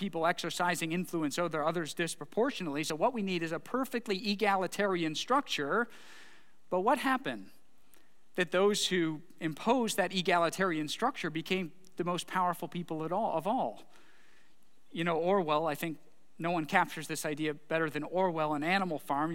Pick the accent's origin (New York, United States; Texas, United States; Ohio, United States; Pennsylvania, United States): Ohio, United States; Bedford; I was born in Bedford Hospital, spent a lot of my childhood there.